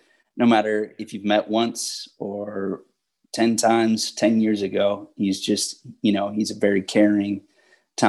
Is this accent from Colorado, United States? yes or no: no; Los Angeles, California, United States; moved away; growing up in Venice